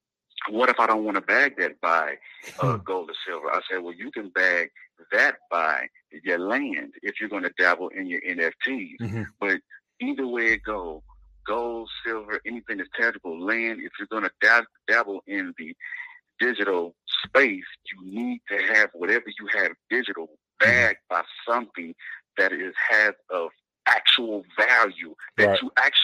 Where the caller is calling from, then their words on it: Texas, United States; Colleen, Texas.